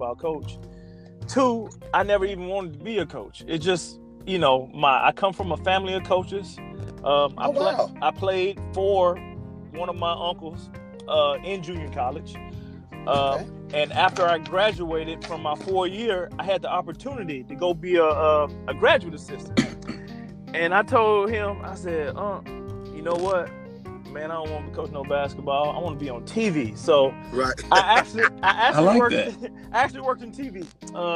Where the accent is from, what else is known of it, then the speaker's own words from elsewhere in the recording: Alabama, United States; I'm from Alabama, so every house got a deep freezer anyway